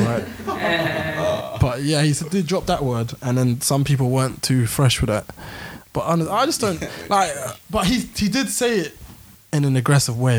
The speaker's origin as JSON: {"language": "English", "region": "London", "country": "United Kingdom", "tie": "born or raised there", "said": "growing up in London"}